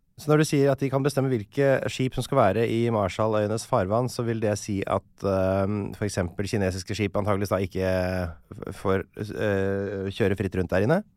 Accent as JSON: {"language": "Norwegian", "country": "Norway", "said": "vi nordmenn"}